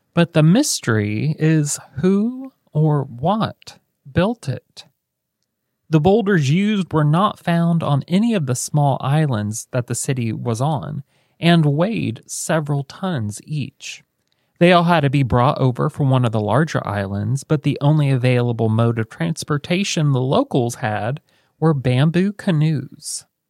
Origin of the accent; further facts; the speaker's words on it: United States; we're American